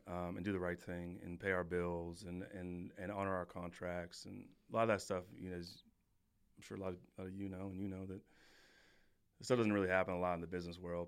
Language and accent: English; California, United States; moved away as an adult; also born or lived in Wisconsin; I'm from California